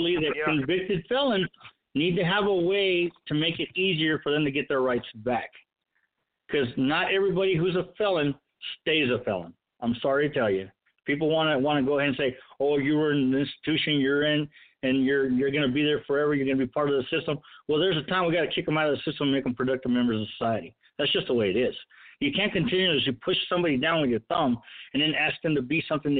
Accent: United States; My single and only pledge is to America. Okay? I'm an American.

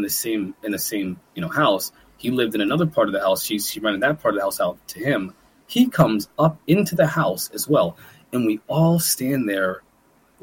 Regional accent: Manalapan, New Jersey, United States; moved away as an adult; also born or lived in Trenton, New Jersey / Lewistown, Pennsylvania; now in Pennsylvania, United States; I was born in Trenton, New Jersey, actually, one of the worst places in the country. And I grew up in Manalapan, New Jersey, and Lewistown, Pennsylvania, together simultaneously.

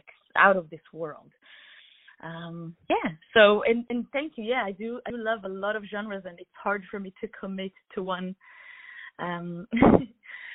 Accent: Israel; I'm from Israel, was born and raised

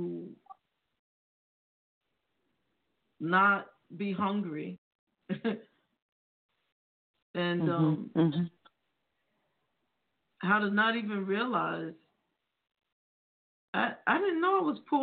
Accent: New York City, New York, United States; I grew up in the Bronx

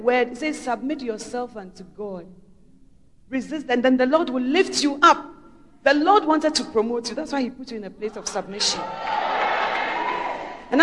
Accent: Ghana; we who are Ghanaian citizens

